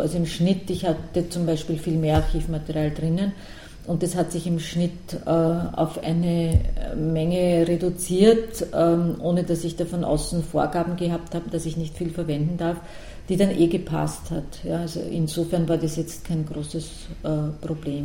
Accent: Lower Austria, Austria; ich bin zwar keine Wienerin, ich bin in Niederösterreich aufgewachsen

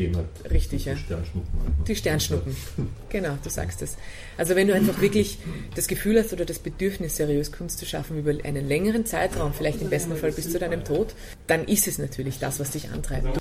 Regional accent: Austria; als Österreicher

